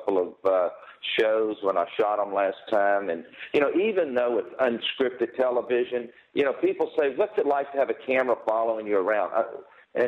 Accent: Houston, Texas, United States; I'm from Houston, but I have restaurants in San Francisco

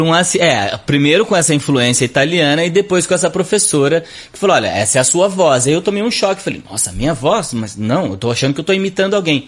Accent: Barrinha, São Paulo, Brazil; also born or lived in Sertãozinho; Eu nasci em Sertãozinho, mas fui criado em Barrinha, é, que é uma cidade do lado de Sertãozinho

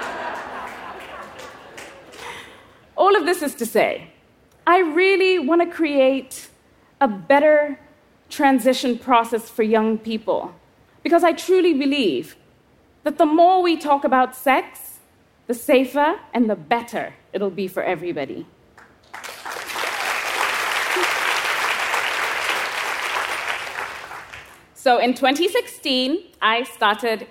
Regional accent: Kenya; I was 11 years old, growing up in Kenya.

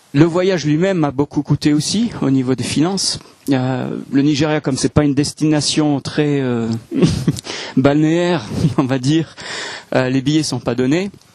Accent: France; moved away as an adult; also born or lived in Hong Kong; now in Alsace, France; je suis français. Même s'il y a des gens qui ont des doutes, je suis français

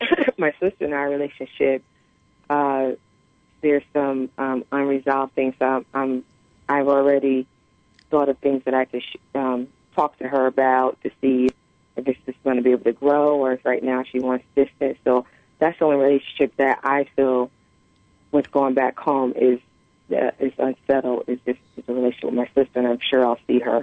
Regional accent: East Coast, United States; now in Mission Hills, United States; I live on the West Coast, but I'm from the East Coast.

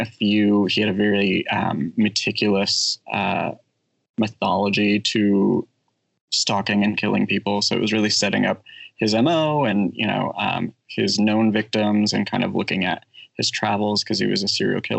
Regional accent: Bay Area, California, United States; I grew up in the Bay Area

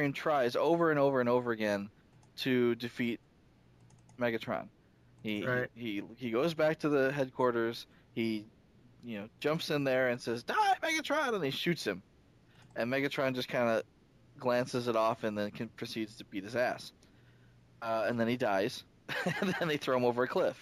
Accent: United States; being an American

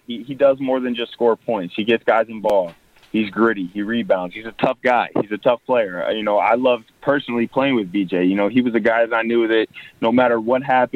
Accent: North Port, Florida, United States; I moved back down to my hometown of Northport, Florida.

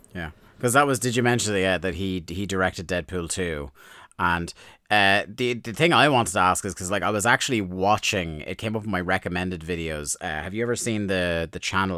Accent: Ireland; as an Irishman

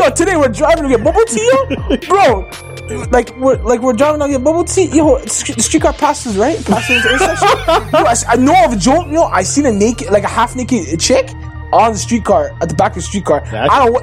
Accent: Toronto, Ontario, Canada; I grew up like walking on Young, right? We're like Young and Dundas here

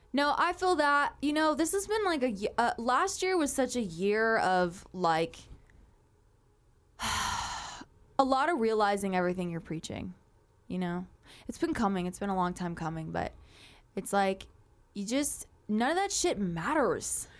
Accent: Moreno Valley, California, United States; I grew up on a dirt road in Moreno Valley where a meth lab blew up at the top of the hill

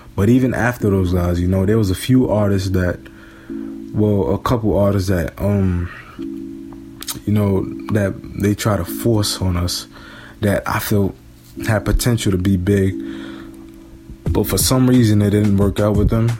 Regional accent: New York City, New York, United States; I'm from New York, of course, Brooklyn to be specific

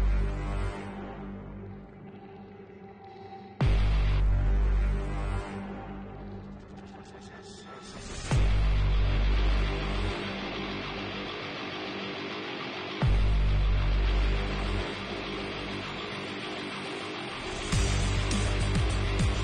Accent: New Jersey, United States; I'm from Jersey

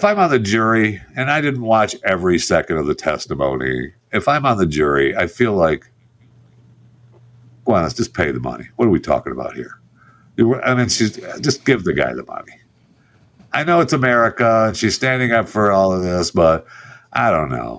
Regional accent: Michigan, United States; I was raised in Michigan.

